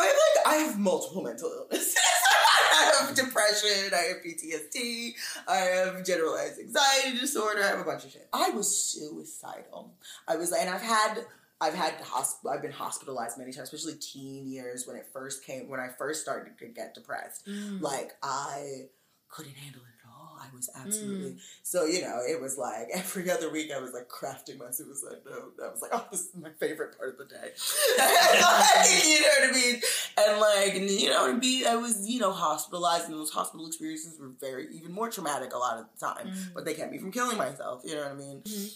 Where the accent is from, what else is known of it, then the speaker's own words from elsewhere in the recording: Brooklyn, New York, United States; Bed-Stuy, Brooklyn, Bed-Stuy.